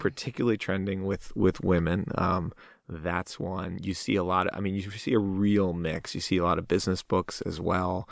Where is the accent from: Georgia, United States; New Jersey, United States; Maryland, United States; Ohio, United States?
New Jersey, United States; Fair Lawn; moved away; Fairlawn, New Jersey.